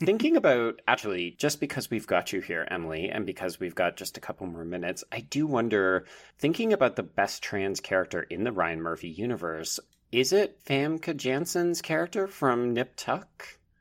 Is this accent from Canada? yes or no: yes; Canada; I'm a Canadian